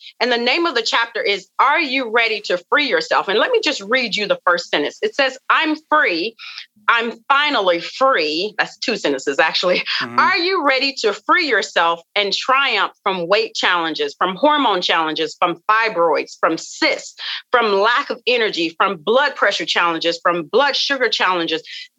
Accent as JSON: {"language": "English", "region": "the South", "country": "United States", "said": "you know, I come from the South. And we come from, you know, a family of just rich cooking, rich foods."}